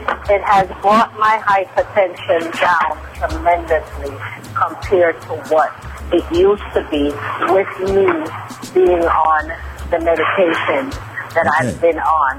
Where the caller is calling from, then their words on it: Queens, New York, United States; Yes, I am calling you from Queens, New York.